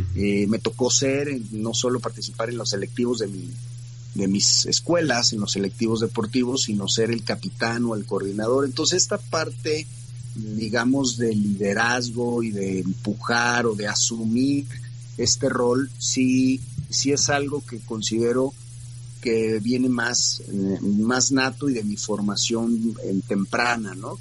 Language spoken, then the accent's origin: Spanish; Guadalajara, Jalisco, Mexico; also born or lived in Mexico City; Yo radico aquí desde que tengo 3, cuatro años, nací en la Ciudad de México